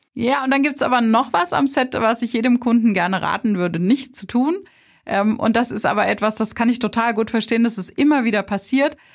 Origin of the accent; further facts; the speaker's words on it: Rheinhessen, Rhineland-Palatinate, Germany; Wir sind halt aus Rheinhessen